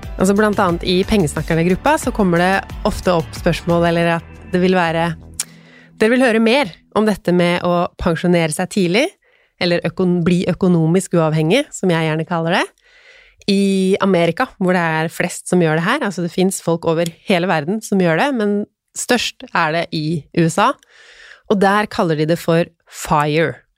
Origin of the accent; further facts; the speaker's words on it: Tønsberg, Vestfold, Norway; moved away; jeg er jo fra Tønsberg.